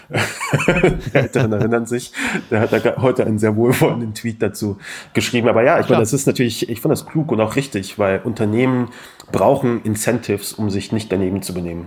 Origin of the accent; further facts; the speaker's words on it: Kassel, Hesse, Germany; also born or lived in Afghanistan (ancestry: 'Ich als Afghane'); wir haben natürlich auch in Kassel in der Eisdisco